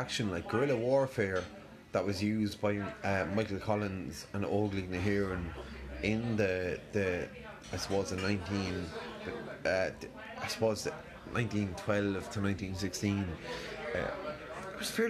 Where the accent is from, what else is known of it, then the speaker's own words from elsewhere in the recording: Ireland; being Irish.